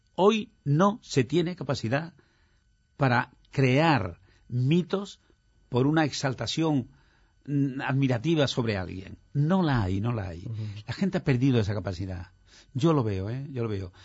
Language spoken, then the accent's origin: Spanish; Bujalance, Andalusia, Spain; moved away as an adult; also born or lived in Madrid; yo adoro mi pueblo porque allí he nacido, allí han nacido mis padres, mis hermanos y todos.